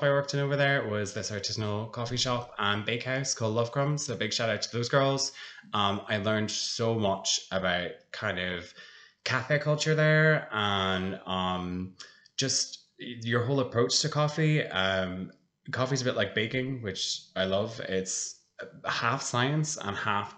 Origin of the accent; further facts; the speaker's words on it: Blackrock, Ireland; also born or lived in United Kingdom; I'm a local. I grew up in Black Rock